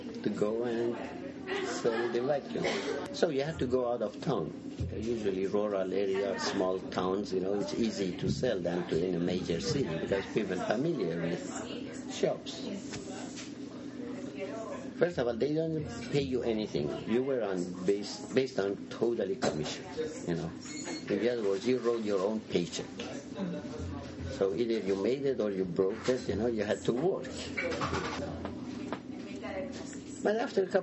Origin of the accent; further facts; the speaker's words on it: Iran; also born or lived in Seattle, United States; now in Portland, United States; I was born in 1965 in Iran. I was a fairly major city of 500,000 people. I had never seen coffee before I left Iran